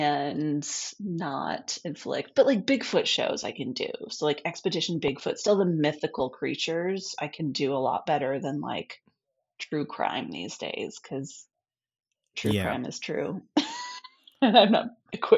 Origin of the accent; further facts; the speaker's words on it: Midwest, United States; And I came from the Midwest.